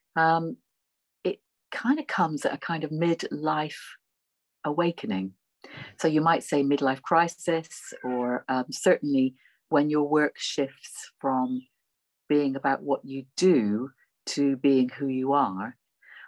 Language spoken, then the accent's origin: English; Bristol, South West England, United Kingdom; accent: Bristolian; my Bristolian accent